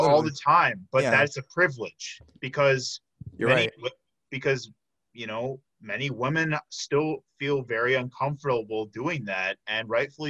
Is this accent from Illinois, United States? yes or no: yes; Illinois, United States; I'm from Illinois too.